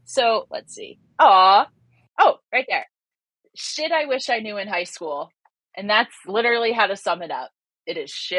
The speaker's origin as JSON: {"language": "English", "region": "New Jersey", "country": "United States", "tie": "born or raised there", "moved": "yes", "lives_now": "California, United States", "said": "I grew up in Jersey from a strict Catholic home."}